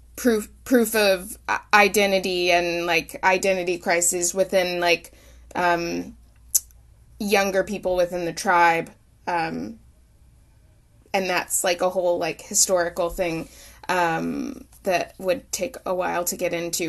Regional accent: Oklahoma, United States; moved away; I'm born and raised in Oklahoma and moved back, um, into Oklahoma about six years ago.

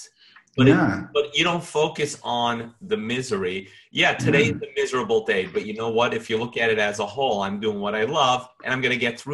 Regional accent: New York, United States; being a New Yorker

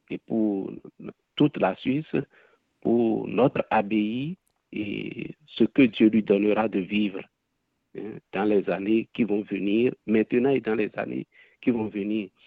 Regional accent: Benin; Je viens de la République du Bénin, en Afrique de l'Ouest, et je suis d'une fratrie de 12 enfants.

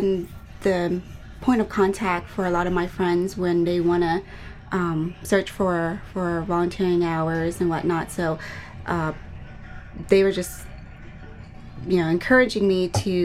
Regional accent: Cherry Hill, New Jersey, United States; now in Dallas, United States; I'm originally from New Jersey, South Jersey, Cherry Hill area. I moved here to Dallas in 1998

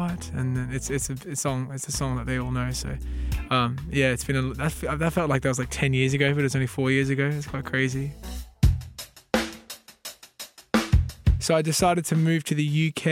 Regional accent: Australia; also born or lived in New Zealand; now in London, United Kingdom; I am a singer and producer originally from New Zealand that grew up in Australia, now living in London

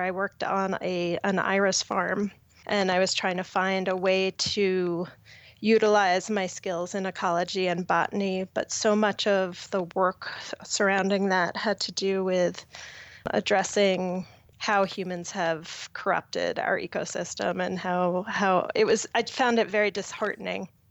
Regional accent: Long Island, New York, United States; moved away as an adult; now in Boulder, Colorado, United States; I grew up on Long Island

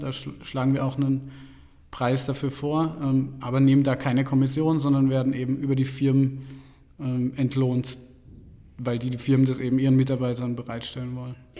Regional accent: Karlsruhe, Baden-Württemberg, Germany; moved away as an adult; also born or lived in Mannheim; now in Munich, Germany; Ursprünglich komme ich aus Baden-Württemberg, aus Karlsruhe

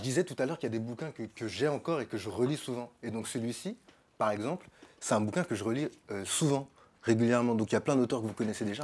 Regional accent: Sarcelles, Île-de-France, France; j'ai grandi à Sarcelles, donc en banlieue

